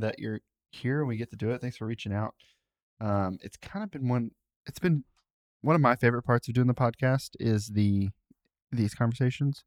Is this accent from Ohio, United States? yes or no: yes; Cincinnati, Ohio, United States; I say I'm from Cincinnati to people who aren't from Ohio.